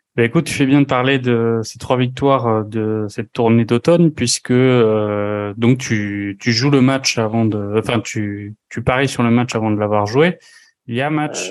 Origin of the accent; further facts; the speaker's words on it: France; nous, en tant que Français